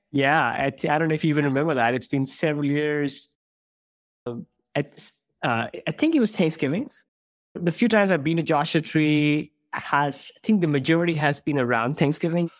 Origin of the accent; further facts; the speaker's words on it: India; moved away; I grew up in India